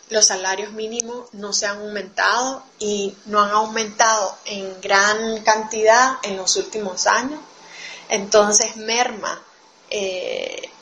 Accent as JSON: {"language": "Spanish", "country": "Nicaragua", "said": "Un saludo desde Nicaragua a las compañeras de Radio Humedales y de todo el Coño Sur. … soy nicaragüense, feminista y tortillera."}